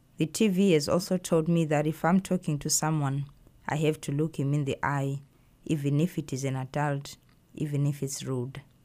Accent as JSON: {"language": "English", "country": "Zimbabwe", "tie": "born or raised there", "moved": "yes", "lives_now": "United States", "said": "I grew up in Zimbabwe"}